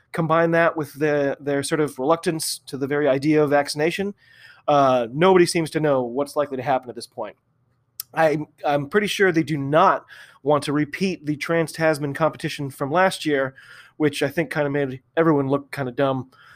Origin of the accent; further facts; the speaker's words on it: United States; also born or lived in Massachusetts; I'm an American rugby fan